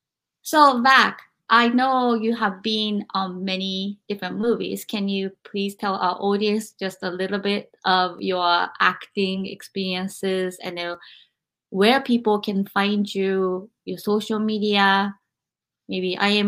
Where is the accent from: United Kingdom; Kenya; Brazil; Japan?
Japan; moved away; I had experienced all of this growing up in Japan